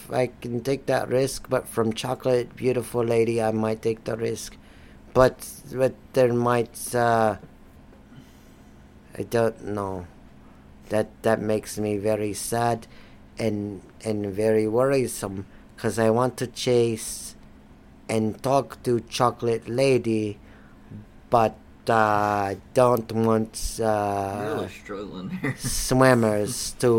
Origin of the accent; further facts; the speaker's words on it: Florida, United States; No, I'm not. I've been born and raised in Florida. I've been here for all my life until I came from North Carolina.